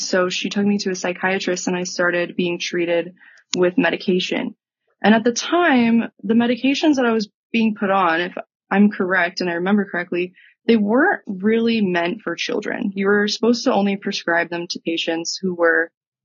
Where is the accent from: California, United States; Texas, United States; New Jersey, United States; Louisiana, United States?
Texas, United States; moved away as an adult; also born or lived in Utah; I grew up in Texas